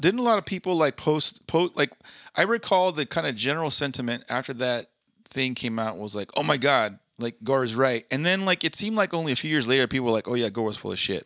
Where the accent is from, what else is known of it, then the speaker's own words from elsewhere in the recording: Southern California, United States; moved away; I'm born and raised in SoCal